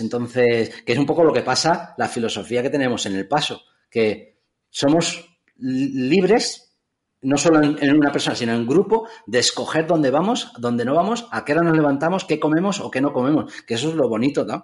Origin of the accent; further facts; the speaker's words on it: Figueres, Catalonia, Spain; mi pueblo, Figueras